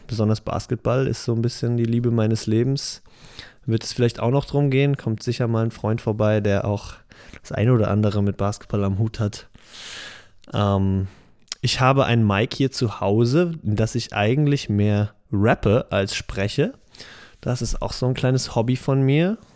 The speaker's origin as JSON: {"language": "German", "town": "Heidelberg", "region": "Baden-Württemberg", "country": "Germany", "tie": "born or raised there", "moved": "yes", "lives_now": "Mainz, Germany", "said": "ich bin 26, geboren in Heidelberg, lebe aber in dem schönen Mainz"}